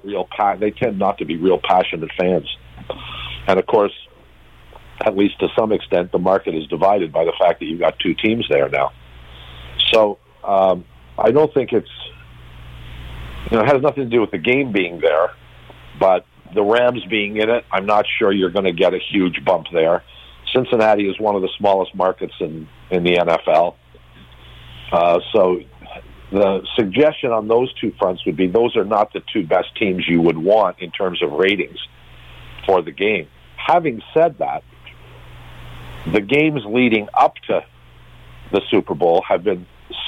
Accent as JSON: {"language": "English", "town": "Toronto", "region": "Ontario", "country": "Canada", "tie": "born or raised there", "also_born_or_lived": "Ohio, United States"}